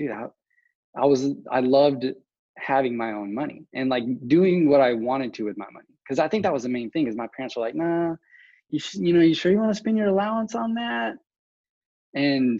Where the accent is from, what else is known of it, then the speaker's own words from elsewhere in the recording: West Texas, United States; I grew up in West Texas, which is basically a small town, about 150,000 people at the time.